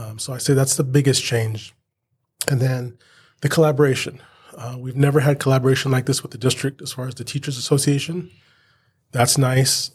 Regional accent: Banning, California, United States; I was born and raised in Banning, born at the Pass Hospital down here. Um, spent all my life here

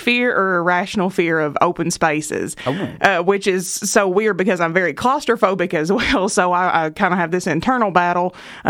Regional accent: Eastern Kentucky, United States; growing up in Eastern Kentucky

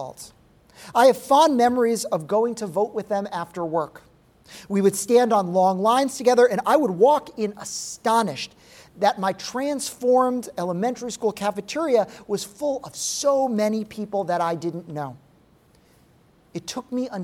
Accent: Rhode Island, United States; my home state of Rhode Island.

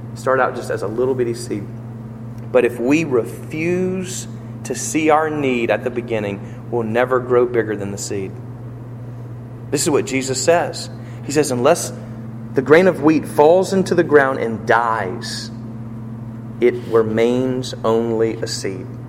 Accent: United States; I'm an American

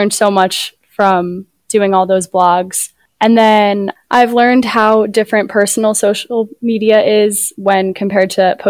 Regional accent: Medford, United States; So I grew up in Medford, and obviously Brian Radwell's from Medford.

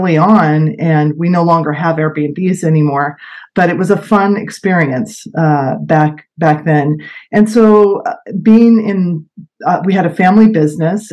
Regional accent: Sebastopol, California, United States; also born or lived in Santa Rosa, California; I grew up in Sebastopol over in West County, and I currently live in the Wickiup area of Santa Rosa

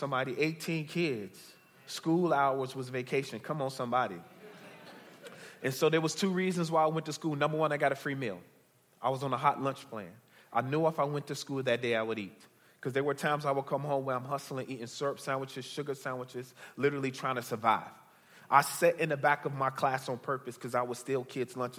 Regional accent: Chicago, Illinois, United States; I'm originally from Chicago, born and bred. I grew up on the south side of Chicago

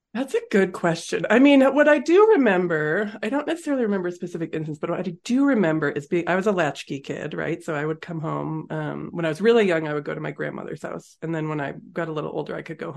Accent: Massachusetts, United States; moved away as an adult; also born or lived in California; now in Colorado, United States; I grew up in Massachusetts

